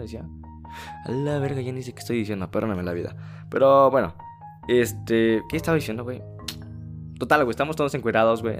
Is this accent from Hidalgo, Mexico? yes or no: yes; Tulancingo, Hidalgo, Mexico; Yo soy originario de la ciudad de Tulancingo, que es pertenece al estado de Hidalgo